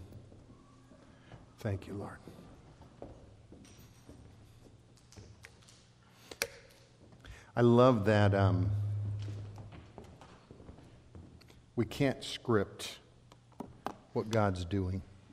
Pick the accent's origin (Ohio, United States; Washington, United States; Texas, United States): Ohio, United States; moved away as an adult; also born or lived in Oregon / South Dakota; I was born and raised in Ohio, lived on in a farming community.